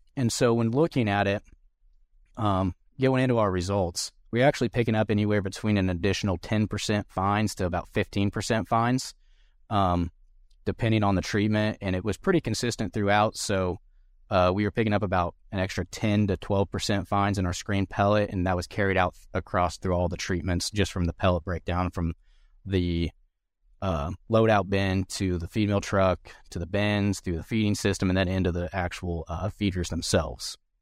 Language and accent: English; Southern Indiana, United States; moved away as an adult; also born or lived in Manhattan, Kansas; now in Kansas, United States; I'm originally from Southern Indiana. Um, grew up showing hogs and cattle